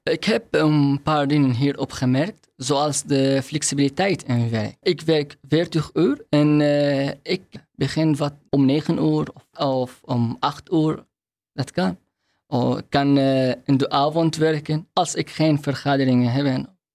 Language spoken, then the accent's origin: Dutch; Syria; Dutch is a second language; moved away as an adult; also born or lived in Hungary / Rotterdam, Netherlands; now in Netherlands; Ik kom uit Syrië